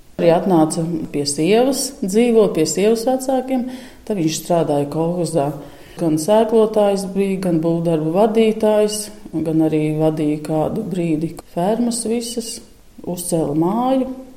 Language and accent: Latvian; Sniķere, Auce Municipality, Latvia; now in Īle, Latvia; es esmu dzimusi Sniķerē, ir tāda vieta